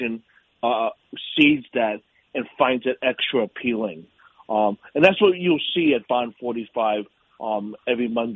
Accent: New York City, New York, United States; also born or lived in Pittsburgh, Pennsylvania; I'm a native New Yorker. I grew up in Yorkville on the Upper East Side

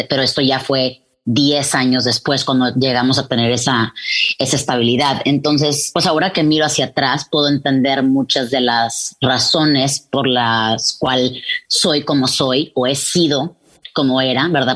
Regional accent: Mexico; now in Texas, United States; todos somos mexicanos y nos gusta hablar de dónde venimos

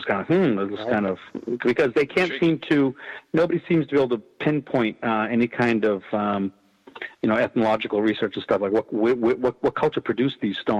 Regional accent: Marshfield, Massachusetts, United States; They're both from my hometown of Marshfield, Massachusetts.

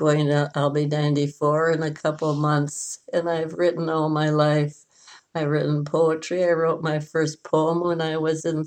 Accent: Aitkin, Minnesota, United States; when I was growing up in Aitkin, about that wonderful little town up north

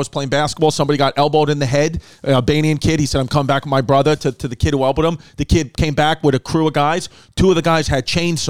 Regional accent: New York City, New York, United States; that's where I'm from, Ridgewood.

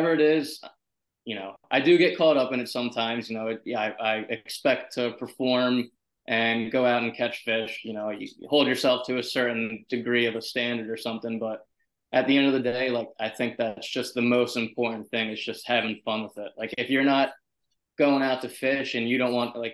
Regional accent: Berlin, New Jersey, United States; now in Long Island, United States; So I'm from South Jersey originally, small town Berlin in Camden County

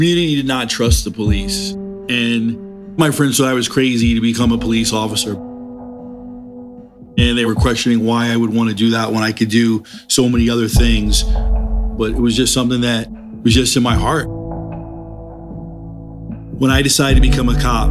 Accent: New York City, New York, United States; I grew up in Harlem, right on the Harlem-Washington Heights border on Riverside Drive

